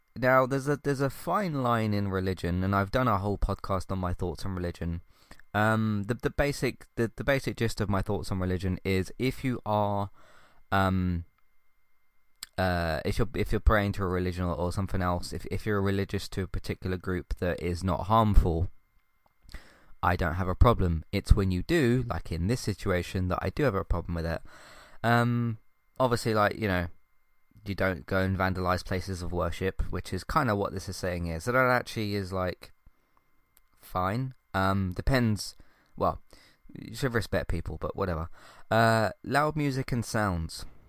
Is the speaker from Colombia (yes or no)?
no; United Kingdom; British is my culture